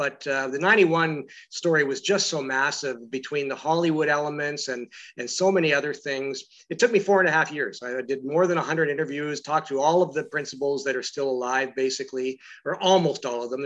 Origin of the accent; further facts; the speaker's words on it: London, Ontario, Canada; moved away; also born or lived in Edmonton / Toronto; I grew up in London, Ontario